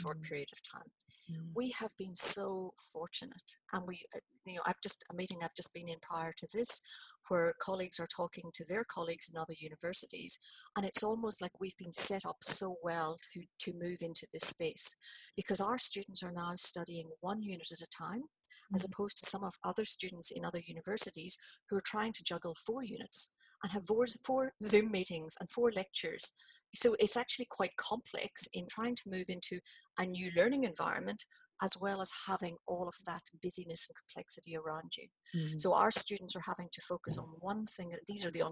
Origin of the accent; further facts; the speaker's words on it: Belfast, Northern Ireland, United Kingdom; moved away as an adult; also born or lived in New Zealand; now in Australia; I emigrated from Belfast to New Zealand in, you know, late 80s.